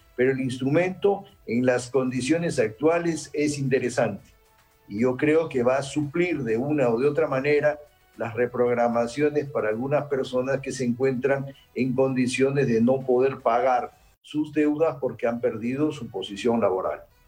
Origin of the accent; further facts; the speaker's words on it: Peru; yo como peruano